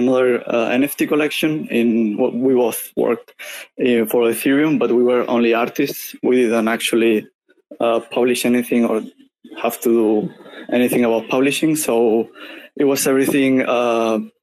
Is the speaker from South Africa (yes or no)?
no; Spain; I'm from Spain